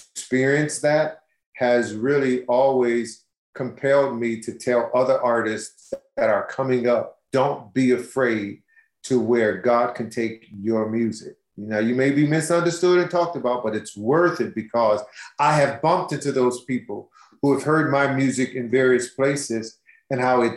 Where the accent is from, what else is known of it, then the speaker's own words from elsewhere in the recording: Detroit, Michigan, United States; you can't help but know Motown if you're born and raised in Detroit